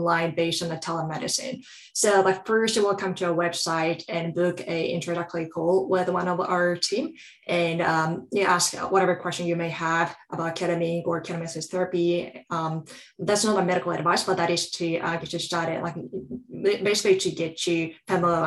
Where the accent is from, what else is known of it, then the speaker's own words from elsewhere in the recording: Japan; moved away as an adult; also born or lived in Southeast Asia / Europe; now in United States; I grew up in Japan